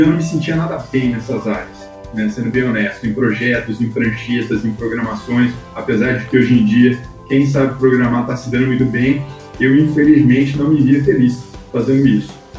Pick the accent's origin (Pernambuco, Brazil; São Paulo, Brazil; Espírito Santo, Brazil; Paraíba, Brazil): São Paulo, Brazil; Ribeirão Preto; now in Recife, Brazil; Eu sou do interior do estado de São Paulo, como comentei com vocês, é uma cidade quase mineira, que é Ribeirão Preto